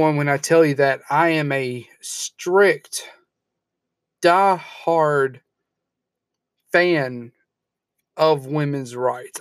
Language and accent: English; Alabama, United States; my home state of Alabama